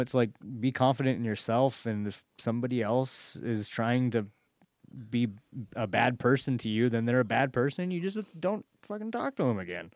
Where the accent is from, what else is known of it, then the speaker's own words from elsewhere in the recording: United States; it was in Malala, my hometown.